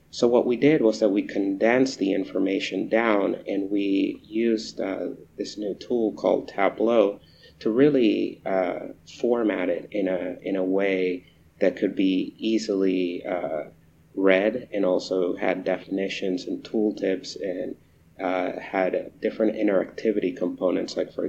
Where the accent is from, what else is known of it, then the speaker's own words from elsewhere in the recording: Caracas, Capital District, Venezuela; also born or lived in Eastern Shore, Virginia, United States; So I grew up in two places. I grew up in Caracas, Venezuela, and on the eastern shore of Virginia. That's where I graduated from high school